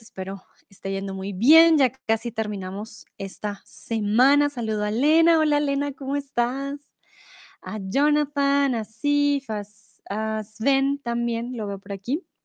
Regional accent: Bogotá, Colombia; also born or lived in Mexico; now in Germany; soy de Colombia, de la capital de Bogotá

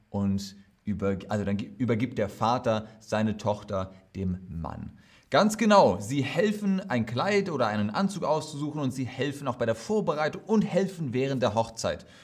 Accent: Germany; Ja, in Deutschland. Ja, in meinem Heimatland.

